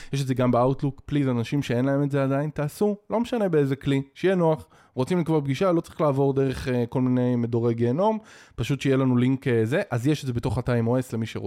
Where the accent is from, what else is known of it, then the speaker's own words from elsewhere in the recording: Israel; אנחנו כישראלים